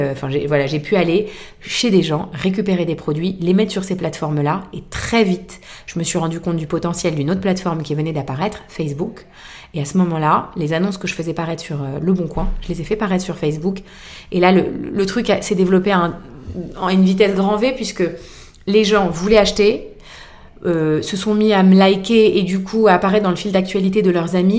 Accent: Boulogne, France; nous faisons des brocantes dans ma ville natale qui est Boulogne

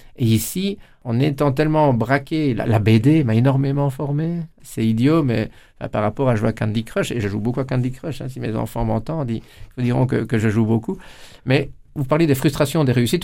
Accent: Amay, Wallonia, Belgium; Chez nous, à Amé

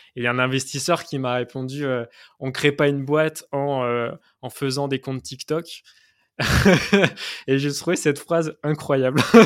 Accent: Nantes, Pays de la Loire, France; moi, à la base, je suis nantais

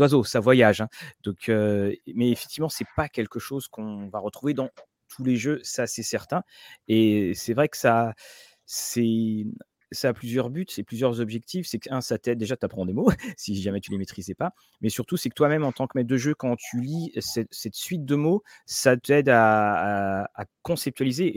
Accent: Rennes, Brittany, France; also born or lived in Caen; now in Rouen, France; je suis né à Rennes, je vis à Rouen, j'ai passé toutes mes années d'étudiant

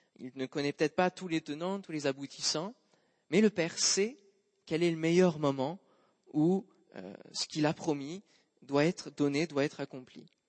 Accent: Normandy, France; en tant que bon normand que je suis

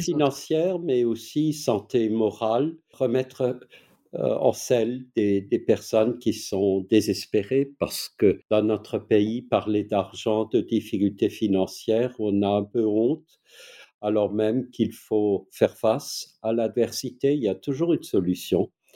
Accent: Alsace, Grand Est, France; accent: Alsatian; vous l'entendez sans doute à mon accent qui, est, euh, je ne suis pas suisse, je ne suis pas belge, je ne suis pas allemand, mais je suis alsacien

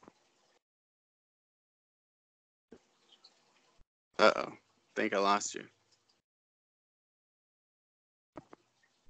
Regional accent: Lake Stevens, Washington, United States; also born or lived in Edmonds, Washington; now in Wenatchee, United States; I was raised in Lake Stevens, and right now I'm in Wenatchee.

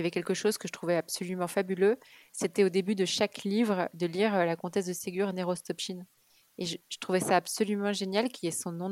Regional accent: Kuwait; born there; je suis née euh, au Koweït, parce qu'en fait mes parents vivaient à Beyrouth quand ma mère était enceinte de moi au tout début. Et puis ils ont fui la guerre du Liban et, et ils ont atterri au Koweït.

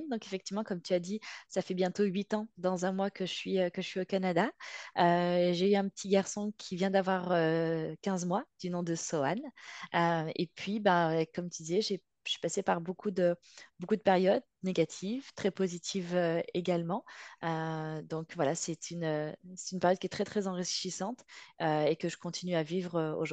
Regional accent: Marseille, Provence-Alpes-Côte d'Azur, France; born there; also born or lived in Lyon / Nîmes / Bordeaux / Paris; moi je suis, je suis née à Marseille et j'ai fait à peu près toutes les grandes villes de France. Je suis passée par Lyon, Nîmes, Bordeaux et je finissais par Paris.

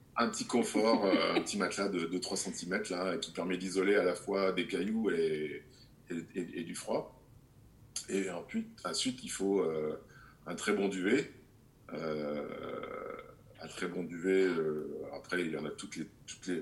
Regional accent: Grenoble, Auvergne-Rhône-Alpes, France; je suis né à Grenoble, donc euh, je suis né euh, dans les Alpes euh, et j'ai toujours connu le froid. J'ai fait du ski petit

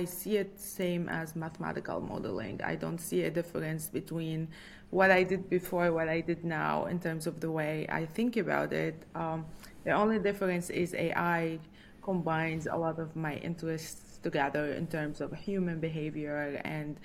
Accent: Lebanon; moved away as an adult; also born or lived in New York City, United States / Ann Arbor, Michigan, United States; now in Virginia, United States; I'm from Lebanon, and Lebanon has always been a country with a lot of conflict.

